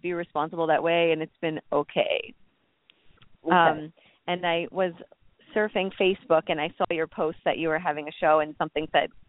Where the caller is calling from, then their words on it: New York, United States; Hi, Candy. … from New York.